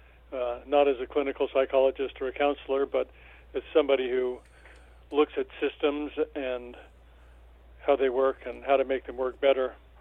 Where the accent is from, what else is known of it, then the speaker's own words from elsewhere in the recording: Albuquerque, New Mexico, United States; also born or lived in Oklahoma City, Oklahoma; I was born in Oklahoma City, the second of six boys. We weren't all born in Oklahoma City. The last two were born in Albuquerque, where I grew up, Albuquerque, New Mexico.